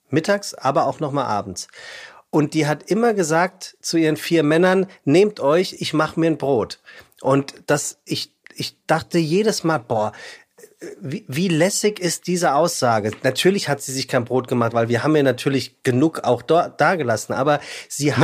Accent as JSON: {"language": "German", "town": "Frankfurt", "region": "Hesse", "country": "Germany", "moved": "yes", "lives_now": "Hamburg, Germany", "said": "Das sage ich als Hamburger, ja Frankfurter eigentlich"}